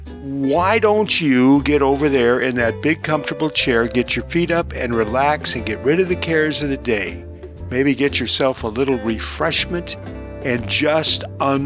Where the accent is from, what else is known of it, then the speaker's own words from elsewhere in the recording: Long Beach, California, United States; Long Beach, which is my hometown